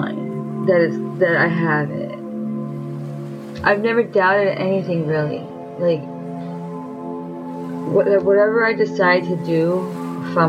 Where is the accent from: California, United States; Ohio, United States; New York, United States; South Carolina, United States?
New York, United States; I am from New York